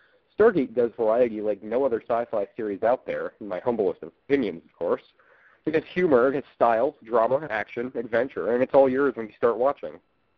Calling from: St. Petersburg, Florida, United States; from the Gate World Forums, and I'm calling from St. Petersburg, Florida.

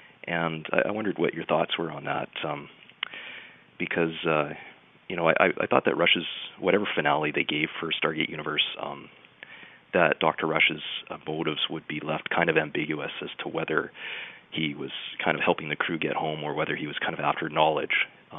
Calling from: Vancouver, British Columbia, Canada; I'm calling from Vancouver.

